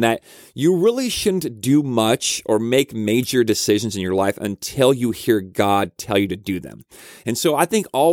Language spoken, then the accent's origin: English; Aurora, Colorado, United States; I grew up in Aurora